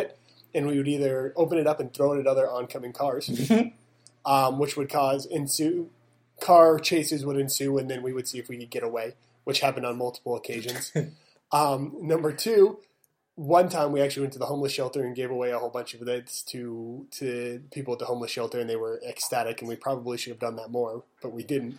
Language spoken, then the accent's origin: English; Utah, United States; also born or lived in Las Vegas / Arizona; We're from Utah